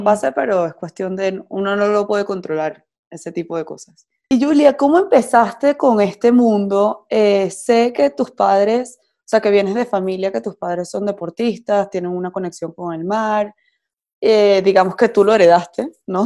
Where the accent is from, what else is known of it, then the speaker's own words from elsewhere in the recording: Venezuela; yo soy de Venezuela